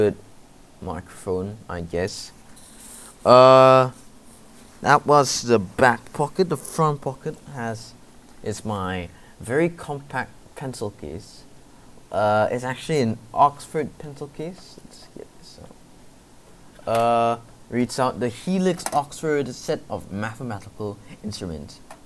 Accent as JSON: {"language": "English", "country": "Malaysia", "said": "it's obviously necessary in Malaysia to learn it because I am a Malaysian"}